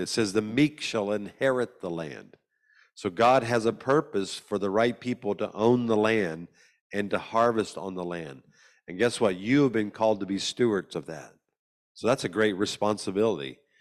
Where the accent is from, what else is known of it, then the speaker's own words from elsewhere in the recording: Louisiana, United States; I'm from America, a state called Louisiana